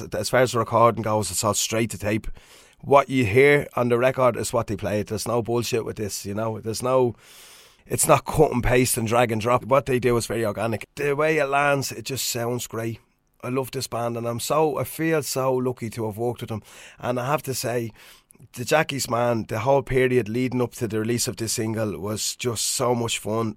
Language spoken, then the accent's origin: English; Swords, Leinster, Ireland; my hometown of Swords